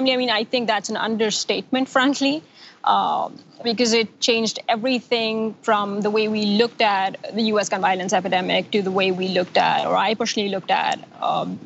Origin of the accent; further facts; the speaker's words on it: Pakistan; moved away as an adult; now in Washington, D.C., United States; as a Pakistani exchange student studying in the U.S.